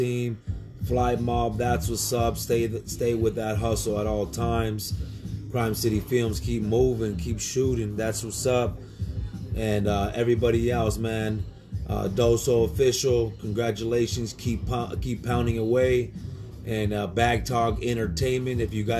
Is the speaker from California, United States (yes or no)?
yes; Orange, California, United States; me and my brother, we're from Old Town Orange, from the core of the city of Orange